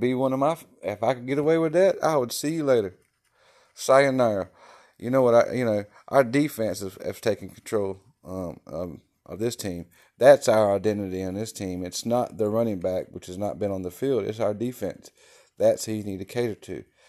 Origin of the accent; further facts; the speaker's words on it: Wilmington, North Carolina, United States; I'm from Wilmington, North Carolina.